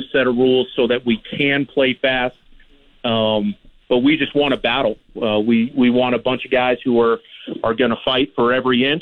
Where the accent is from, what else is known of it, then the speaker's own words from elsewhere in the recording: Los Angeles, California, United States; moved away as an adult; now in Regina, Canada; I grew up in Los Angeles, and I got into coaching pretty early, so I've lived in a lot of different spots, but I grew up in Southern California